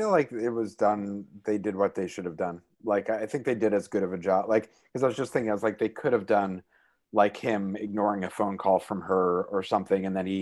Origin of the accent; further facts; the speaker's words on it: New York, United States; From New York, baby.